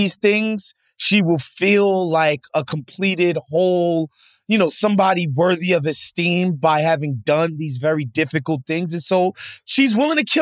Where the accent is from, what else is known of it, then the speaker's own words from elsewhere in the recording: United States; as an American